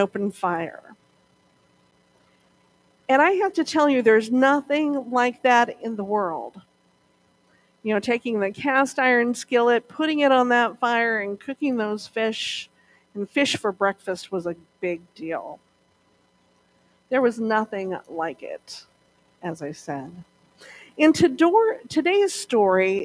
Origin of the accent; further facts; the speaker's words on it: Montana, United States; when I was a young girl, growing up in Montana, maybe 10 or so